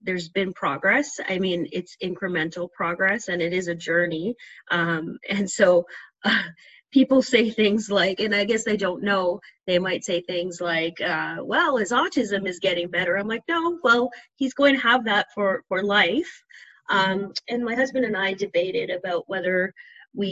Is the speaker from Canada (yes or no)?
no; Trinidad & Tobago; we're from Trinidad